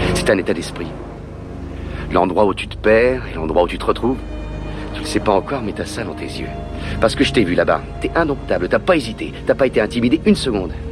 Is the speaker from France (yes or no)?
no; Switzerland; je suis suisse, j'aime bien mon pays